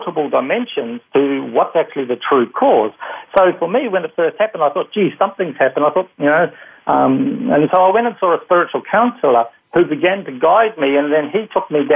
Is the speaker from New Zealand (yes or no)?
yes; New Zealand; moved away; originally I'm from New Zealand